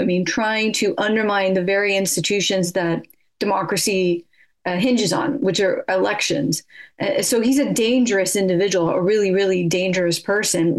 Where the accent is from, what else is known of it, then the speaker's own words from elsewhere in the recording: California, United States; moved away as an adult; now in United Kingdom; I'm from California